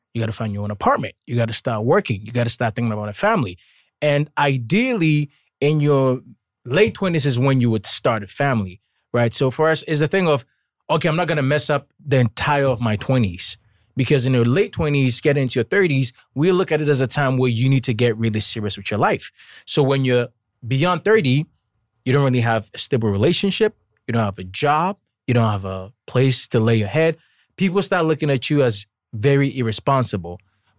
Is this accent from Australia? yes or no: no; Ghana; I'm from Ghana. Like back home, even in your 20s, we break it down into your early 20s, your mid 20s and your late 20s.